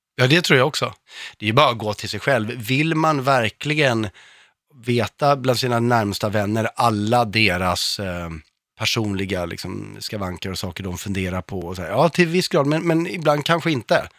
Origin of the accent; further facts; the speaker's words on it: Örebro, Örebro County, Sweden; Jag är, kommer från Örebro själv